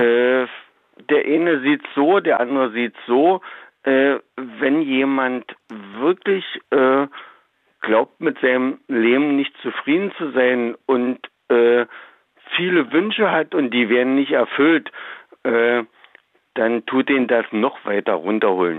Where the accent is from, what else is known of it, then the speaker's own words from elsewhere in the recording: southern Brandenburg, Germany; ich komme ja aus Brandenburg, mhm. äh, zwar ganz südlich